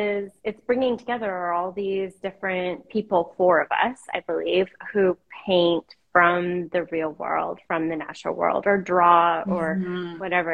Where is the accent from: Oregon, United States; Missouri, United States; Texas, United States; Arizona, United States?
Oregon, United States; Portland; also born or lived in Boston / Washington, D.C. / New York / Los Angeles; now in Massachusetts, United States; I live these days in central Massachusetts. I've been here since last summer, and I was born and raised in Portland, have lived some time on the Oregon coast, and Boston, D.C., New York, L.A., back to Portland, and back over to central Mass.